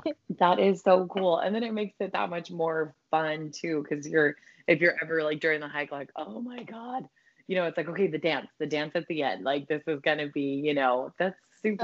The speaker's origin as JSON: {"language": "English", "region": "Colorado", "country": "United States", "moved": "yes", "lives_now": "California, United States", "said": "I'm originally from Colorado"}